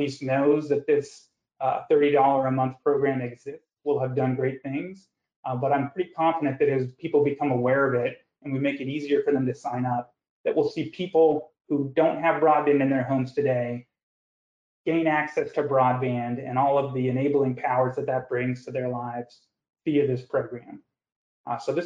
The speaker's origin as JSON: {"language": "English", "region": "the West", "country": "United States", "tie": "born or raised there", "moved": "yes", "said": "I grew up out west"}